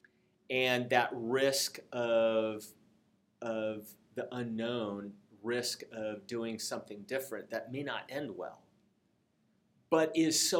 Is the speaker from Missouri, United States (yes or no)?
no; Seattle, Washington, United States; When I grew up in Seattle